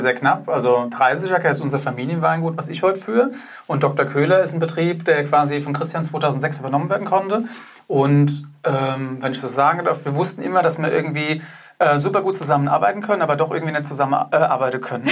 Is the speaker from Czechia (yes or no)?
no; Germany; bei uns in Deutschland